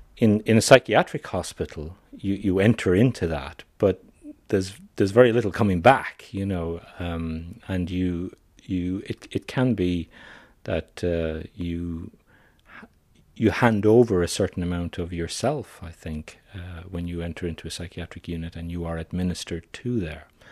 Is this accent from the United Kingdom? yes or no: no; Ireland; I'm an Irish psychiatrist